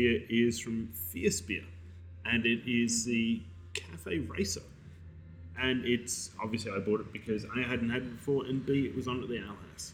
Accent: Victoria, Australia; I'm the only Victorian here.

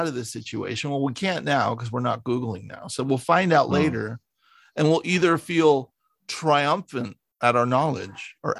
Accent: suburb of San Francisco, California, United States; I grew up in a small suburb of San Francisco

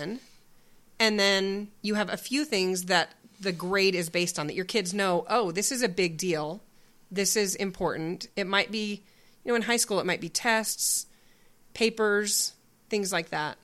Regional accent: Spokane, Washington, United States; We grew up in Spokane, Washington.

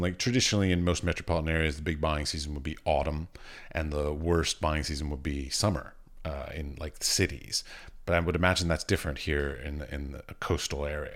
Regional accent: Washington, District of Columbia, United States; moved away as an adult; also born or lived in Iowa; now in Czech Republic; I grew up around the Smithsonian in Washington, D C.

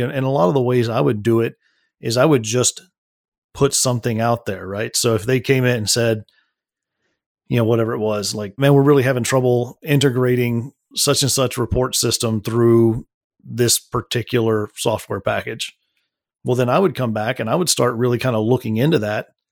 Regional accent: Midland, Texas, United States; that was all out in Midland, Texas. That's where I was born and raised

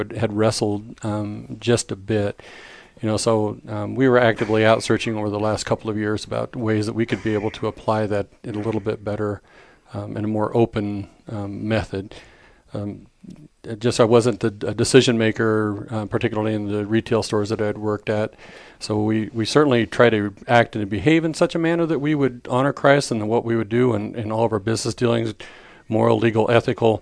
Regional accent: Southwest Nebraska, United States; now in Colorado, United States; I grew up in the Midwest in Southwest Nebraska

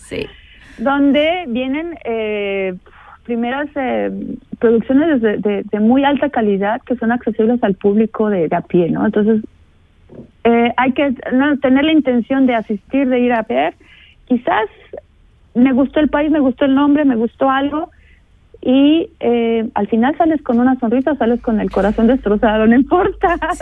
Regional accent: Mexico; now in St. Gallen, Switzerland; yo como buena mexicana

